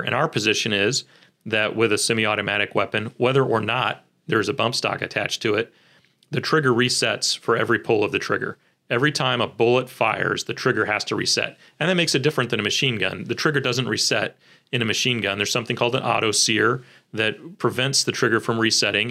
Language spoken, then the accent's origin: English; Kansas City, Missouri, United States; born and raised in Kansas City